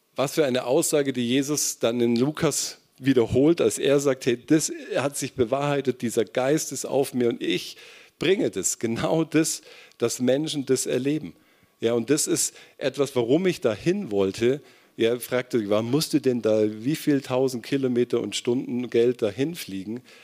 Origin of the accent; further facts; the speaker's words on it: Kempten, Bavaria, Germany; moved away; in meiner Gemeinde erlebt, in Kempten, wo ich herkomme